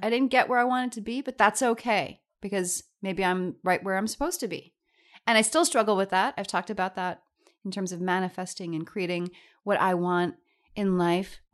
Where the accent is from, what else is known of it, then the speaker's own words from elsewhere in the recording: New York, United States; I'm a New Yorker